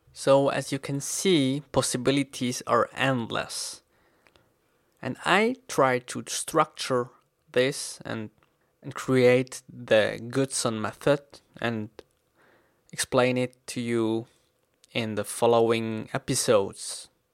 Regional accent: Switzerland; English is a second language; I am an English learner from Switzerland

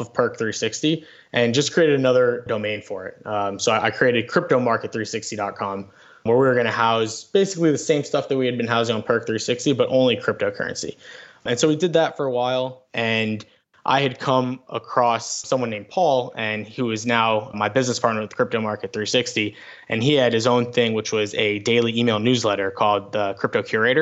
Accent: South Florida, United States; I grew up in South Florida

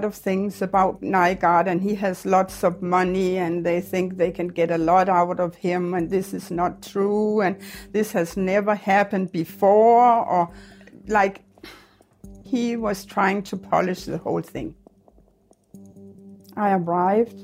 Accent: Denmark; moved away as an adult; also born or lived in Winnipeg, Canada

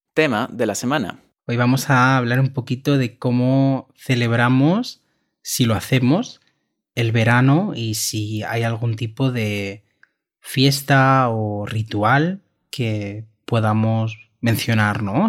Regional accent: Catalonia, Spain; de la comunidad de Cataluña, donde, de donde yo soy

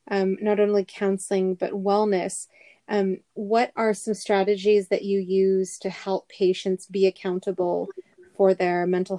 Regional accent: Philippines; As a Filipina myself

